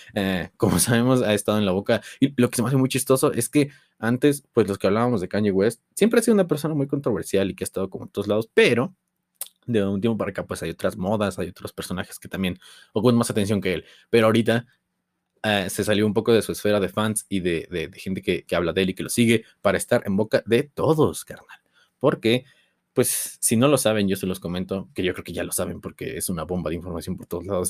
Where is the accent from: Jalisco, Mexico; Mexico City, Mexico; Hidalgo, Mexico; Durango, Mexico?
Hidalgo, Mexico; Tulancingo; de donde yo soy, Tulancingo Hidalgo